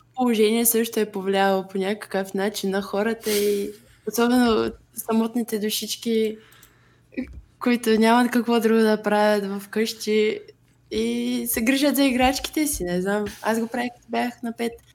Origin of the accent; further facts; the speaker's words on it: Bulgaria; че съм българка